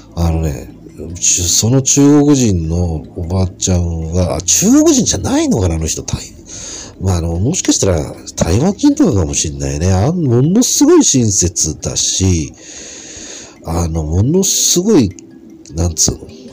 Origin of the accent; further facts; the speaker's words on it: Shinagawa, Tokyo, Japan; 生まれも育ちもまあ品川なんですけども